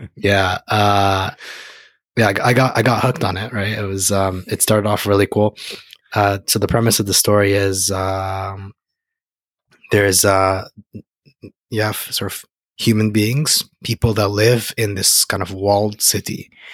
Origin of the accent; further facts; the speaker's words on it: Egypt; moved away; I'm from Egypt.